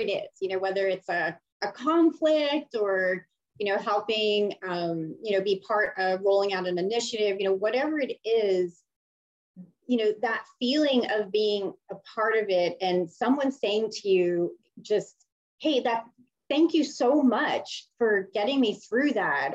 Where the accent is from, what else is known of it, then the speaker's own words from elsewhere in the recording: Miami, Florida, United States; I originally grew up in Miami